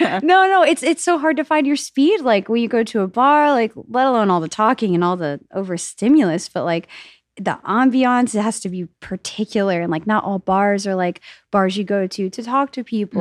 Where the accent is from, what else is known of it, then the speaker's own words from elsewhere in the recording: New York, United States; now in Austin, United States; I'm a New Yorker